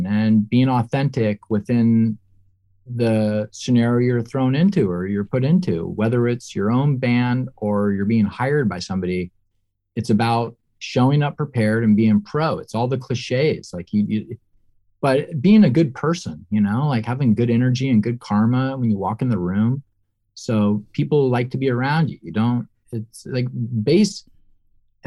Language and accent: English; Mill Valley, California, United States; I grew up in Mill Valley, California, which is right over the bridge